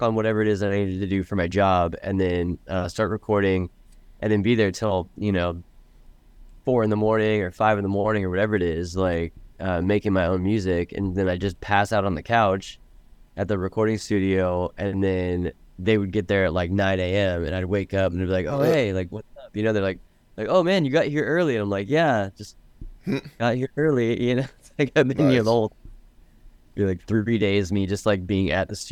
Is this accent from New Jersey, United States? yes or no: no; Orlando, Florida, United States; moved away as an adult; now in Los Angeles, United States; I grew up in the East Coast. Originally I'm from Florida, and I moved out to Los Angeles almost 20 years ago.